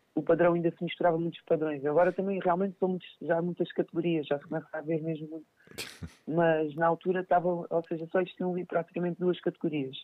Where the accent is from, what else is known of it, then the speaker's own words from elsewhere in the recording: Montijo, Setúbal, Portugal; aqui no, no Montijo, eu sou de Montijo